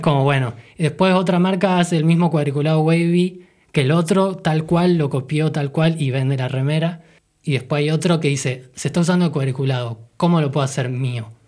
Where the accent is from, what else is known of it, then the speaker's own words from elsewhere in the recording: Argentina; las cosas que nosotros veíamos en nuestra infancia acá en Argentina